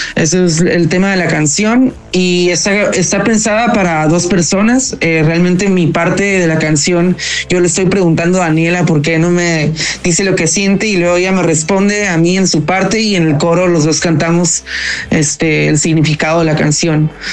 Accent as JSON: {"language": "Spanish", "town": "Tijuana", "region": "Baja California", "country": "Mexico", "moved": "as an adult", "lives_now": "Mexico City, Mexico", "said": "somos de Tijuana, California"}